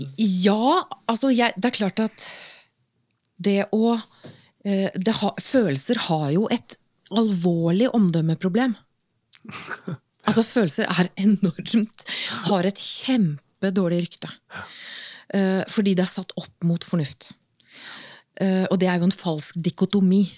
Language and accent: Norwegian; Åsgårdstrand, Vestfold, Norway; moved away; also born or lived in Bergen; Helt opprinnelig så er jeg fra Åsgårdstrand i eh, Vestfold